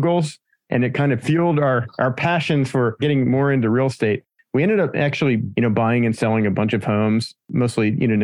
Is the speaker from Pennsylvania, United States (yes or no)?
yes; Pennsylvania, United States; moved away as an adult; now in San Diego, United States; I'm from Pennsylvania originally, so the other end of the United States.